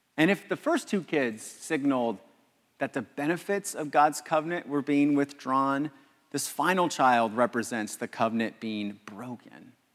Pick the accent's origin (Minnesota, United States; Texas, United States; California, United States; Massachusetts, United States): California, United States; Los Angeles; I'm from Los Angeles.